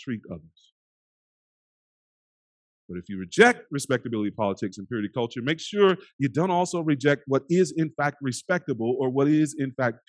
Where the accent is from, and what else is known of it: United States